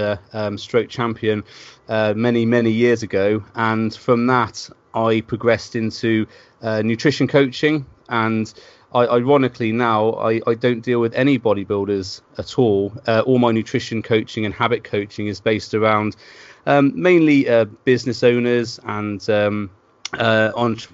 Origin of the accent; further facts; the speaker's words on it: Worcester, West Midlands, United Kingdom; now in Bristol, United Kingdom; I live in Bristol now, and I grew up in Worcester.